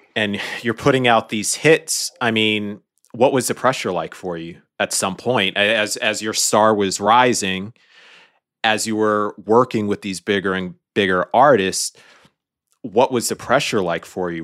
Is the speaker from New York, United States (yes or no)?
yes; New York City, New York, United States; I was born and raised in New York City